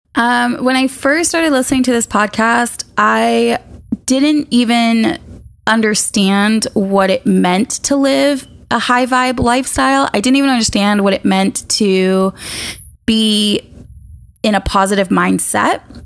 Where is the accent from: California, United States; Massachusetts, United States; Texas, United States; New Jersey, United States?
Massachusetts, United States; Boston; moved away as an adult; also born or lived in Maine; I was born and raised in Boston